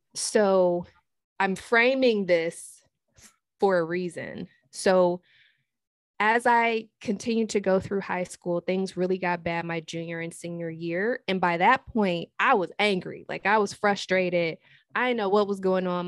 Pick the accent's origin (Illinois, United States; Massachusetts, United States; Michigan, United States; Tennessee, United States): Michigan, United States; Detroit; now in Hanover, United States; I'm originally from Detroit, but I currently live in Hanover, Maryland.